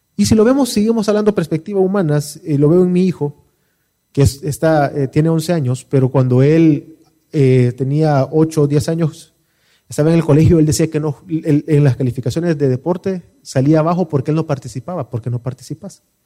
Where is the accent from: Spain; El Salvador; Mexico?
El Salvador; Como salvadoreños, ¿qué es lo que no nos permite disfrutar de nuestro país